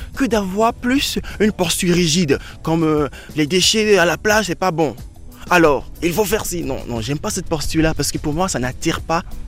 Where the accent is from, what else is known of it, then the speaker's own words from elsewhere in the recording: Benin; chez moi au Bénin